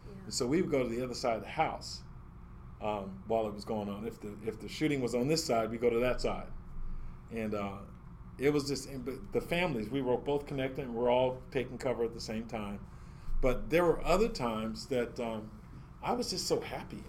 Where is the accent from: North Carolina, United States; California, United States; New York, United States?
California, United States; also born or lived in Chicago, Illinois; I was born in Chicago, Illinois, I, I don't know anything about Chicago because we came to California right away